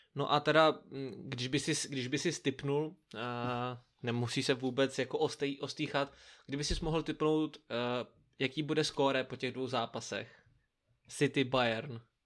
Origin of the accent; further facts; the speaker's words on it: Brno, South Moravian Region, Czechia; jako správný Brňák, nebo jako my dva správní Brňáci